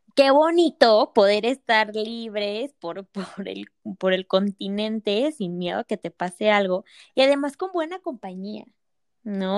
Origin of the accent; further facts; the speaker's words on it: Mexico; México te extraño y en un día quiero regresar